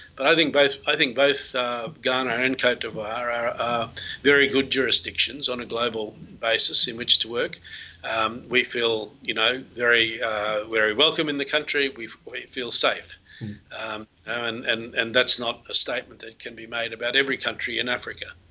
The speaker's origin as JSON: {"language": "English", "country": "Australia", "said": "I am an Australian"}